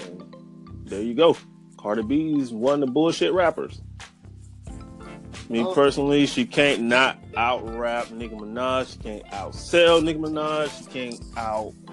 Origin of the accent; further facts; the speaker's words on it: Georgia, United States; I'm from Georgia